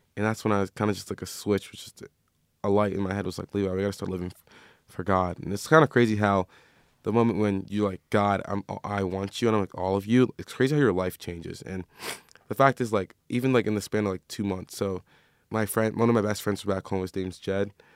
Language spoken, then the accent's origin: English; Maryland, United States; now in Phoenix, United States; I'm from Maryland.